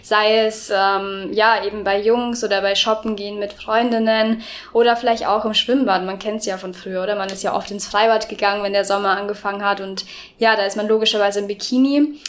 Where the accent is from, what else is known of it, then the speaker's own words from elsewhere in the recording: Erding, Bavaria, Germany; ich bin lustigerweise in Erding aufgewachsen